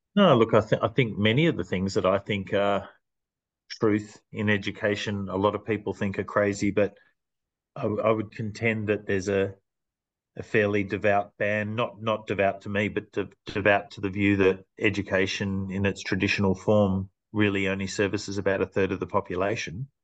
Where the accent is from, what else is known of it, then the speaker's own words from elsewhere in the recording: Clayton, Victoria, Australia; now in Macedon Ranges, Australia; I grew, grew, up in a very multicultural area called Clayton